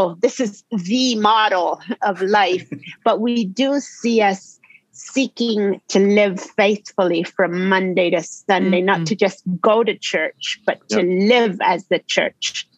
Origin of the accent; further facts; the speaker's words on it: Argentina; I grew up in Argentina